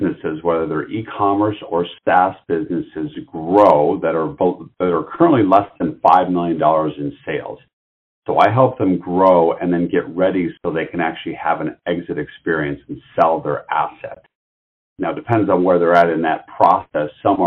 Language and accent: English; Detroit, Michigan, United States; I'm from the Detroit area originally